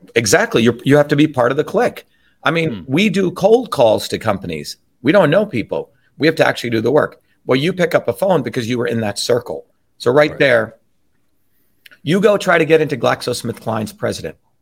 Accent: New Jersey, United States; where I grew up in New Jersey

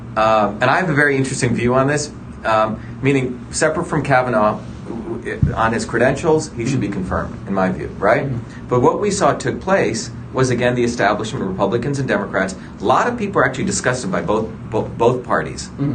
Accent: India; also born or lived in New Jersey; now in United States; I grew up in India where my grandmother was a village healer.

